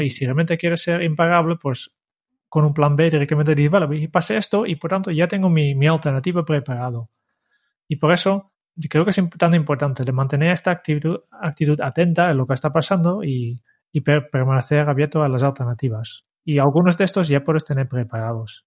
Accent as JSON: {"language": "Spanish", "country": "Netherlands", "moved": "yes", "lives_now": "Spain", "said": "como holandés"}